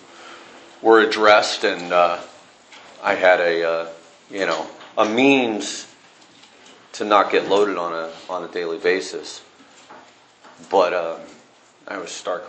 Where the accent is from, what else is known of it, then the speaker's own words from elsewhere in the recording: Northern California, United States; I was raised in Northern California